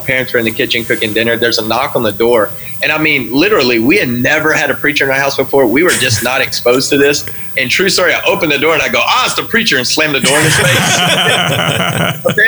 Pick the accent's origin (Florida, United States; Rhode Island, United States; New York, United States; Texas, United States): Texas, United States; I grew up in Texas